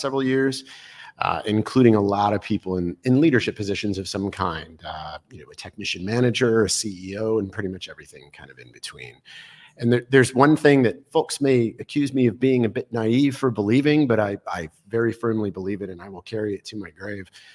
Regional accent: New York City, New York, United States; moved away; also born or lived in Boulder, Colorado; I was born in Brooklyn, New York on a crisp March morning

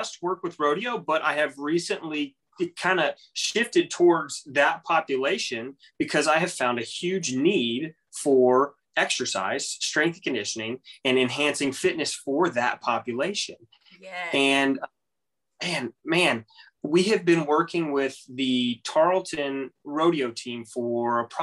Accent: Texas, United States; I'm from Texas. I'm from the good state of Texas

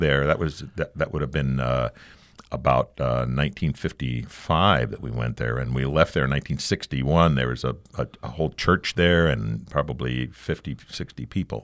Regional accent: Arizona, United States; moved away as an adult; also born or lived in Connecticut; I, I'm an Arizona boy.

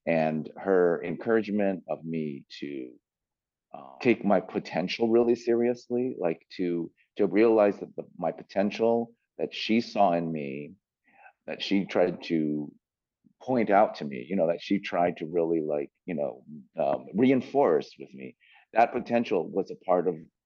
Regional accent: San Francisco, California, United States; moved away as an adult; also born or lived in New York / Los Angeles; I grew up in San Francisco

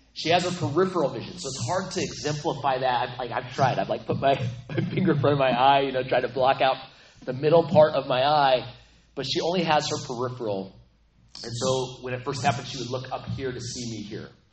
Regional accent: Aztec, New Mexico, United States; I grew up in New Mexico, so I'm I'm from New Mexico, the land of enchantment. It's the place, little town called Aztec, only 6,500

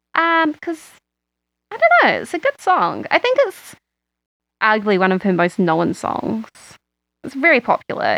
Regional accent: Christchurch, Canterbury, New Zealand; moved away; I grew up in Christchurch

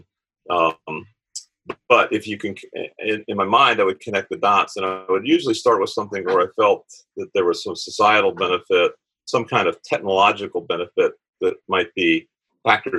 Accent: Tampa, Florida, United States; I was born in Tampa, Florida, MacDill Air Force Base. Lived on the water

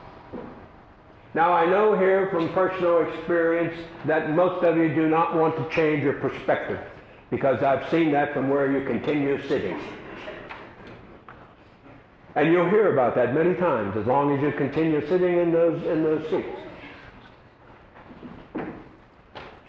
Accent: Havre de Grace, Maryland, United States; moved away; That's my hometown, Havity Grace

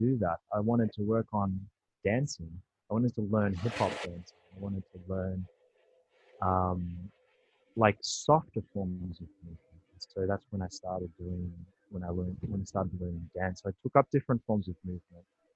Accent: Australia; I was born and raised in Australia

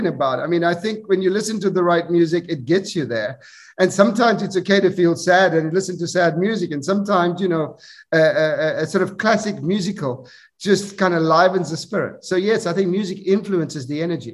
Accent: South Africa; moved away; I grew up in South Africa

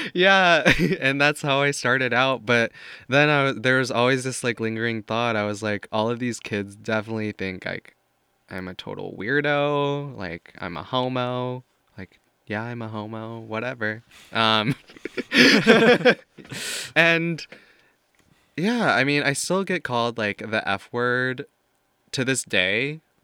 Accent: Missouri, United States; moved away as an adult; also born or lived in Paris; now in New York, United States; growing up in Missouri

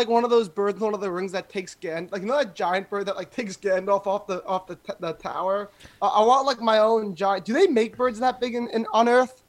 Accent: Connecticut, United States; I'm from Connecticut, so I've had a lot of experiences with them.

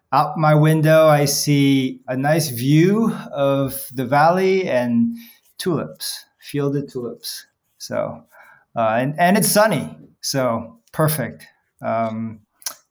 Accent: New York City, New York, United States; moved away as an adult; also born or lived in Seoul, South Korea / London, United Kingdom; now in United Kingdom; I grew up in New York City. I've been in London for, I think, about 18 years now.

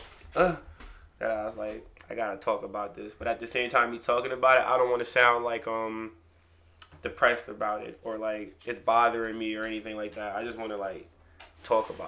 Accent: Newburgh, New York, United States; Born and raised in Newburgh.

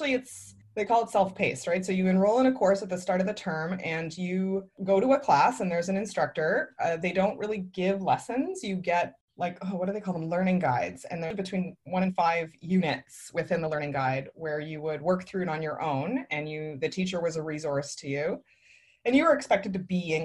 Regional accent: Hamilton, Ontario, Canada; moved away; I was born in Hamilton, Ontario, where I currently live again

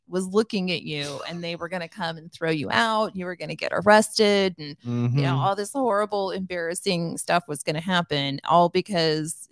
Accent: Kansas City, United States; I'm from Kansas City

